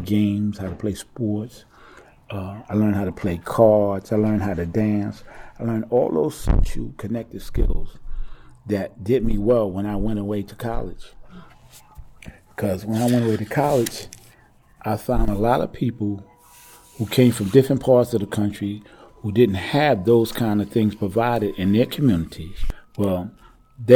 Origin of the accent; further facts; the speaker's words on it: New York City, New York, United States; I grew up on Madison Street. That's between Troop and Sumner Avenue is now Marcus Garvey Boulevard